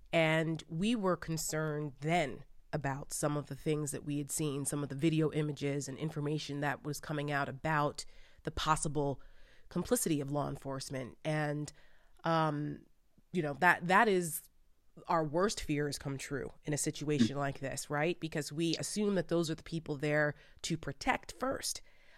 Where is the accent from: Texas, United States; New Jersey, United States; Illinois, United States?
New Jersey, United States; Paramus; I'm from Paramus, exit 163 off the turnpike.